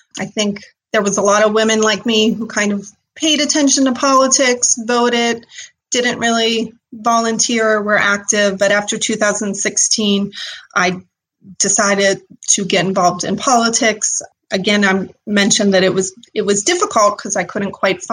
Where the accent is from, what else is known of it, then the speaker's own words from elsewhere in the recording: Irwin, Pennsylvania, United States; moved away as an adult; also born or lived in Edinboro, Pennsylvania / Cincinnati, Ohio; now in Washington County, United States; I'm born and raised in Westmoreland County, actually, and moved around a little bit